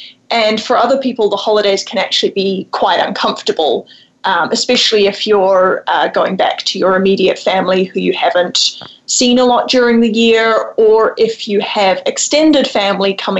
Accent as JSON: {"language": "English", "country": "New Zealand", "tie": "born or raised there", "said": "I grew up in New Zealand, and so I come from a Kiwi family of four"}